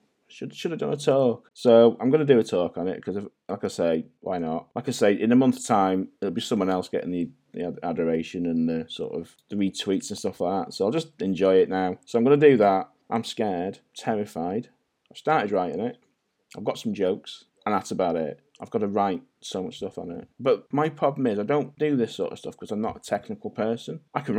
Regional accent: St Asaph, Wales, United Kingdom; But yeah, I am Welsh, fully Welsh. I don't sound Welsh. No one does in North Wales. We all sound Scouse.

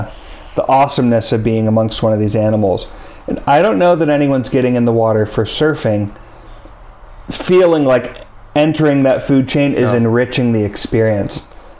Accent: Palo Alto, California, United States; I grew up in Palo Alto. Very different place today than it was in the late 80s, early 90s.

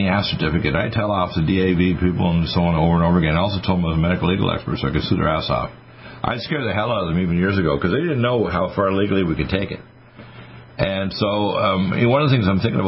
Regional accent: Nova Scotia, Canada; moved away; also born or lived in Michigan; when I was raised in Nova Scotia

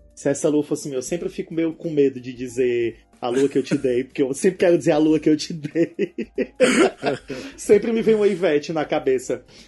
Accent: Northeast Region, Brazil; Eu vou falar uma coisa como nordestino

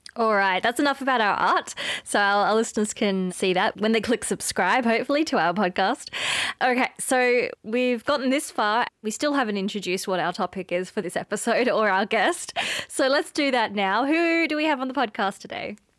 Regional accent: Australia; accent: Australian; moved away as an adult; now in Cape Town, South Africa; as you can hear from my accent, I'm from Australia originally. And I moved to Cape Town, uh, in two thousand and eighteen

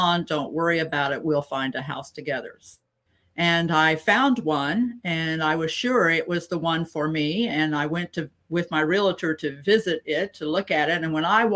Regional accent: Ohio, United States; moved away as an adult; also born or lived in North Carolina; make a move back to my home state where my family and circle of friends are

